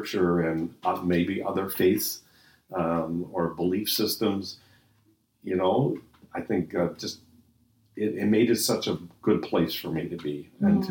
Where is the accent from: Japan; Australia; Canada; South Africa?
Canada; Halifax, Nova Scotia; also born or lived in Edmonton, Canada; now in St. Catharines, Canada; I was born in Halifax and raised near the ocean